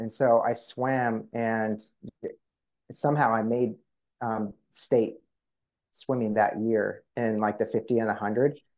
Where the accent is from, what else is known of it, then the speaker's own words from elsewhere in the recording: Coeur d'Alene, Idaho, United States; where I grew up in Coeur d'Alene